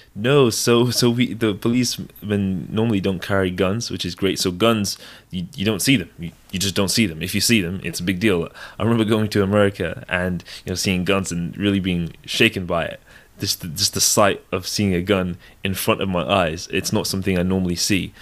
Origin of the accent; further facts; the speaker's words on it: Devon, South West England, United Kingdom; also born or lived in London / Nigeria (ancestry); I was born in London, and, uh, spent the first ten years of my life there. And then I moved to a rural, uh, place called Devon, a county called Devon. And, uh, the rest of my sort of childhood, uh, secondary school, high school, I, I grew up there.